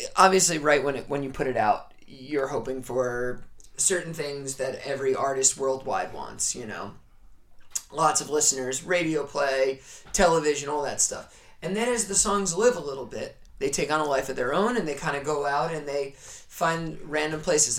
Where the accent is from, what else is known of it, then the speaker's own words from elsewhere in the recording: New York, United States; I'm from New York